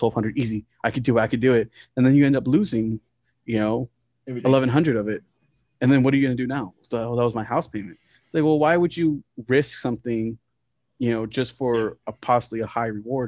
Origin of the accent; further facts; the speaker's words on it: Hutto, Texas, United States; I grew up in Creek Bend. It was 1660 South